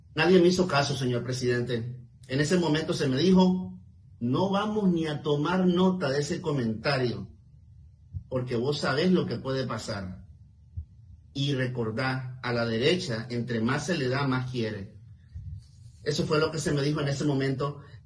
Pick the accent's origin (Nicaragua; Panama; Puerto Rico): Nicaragua; mi país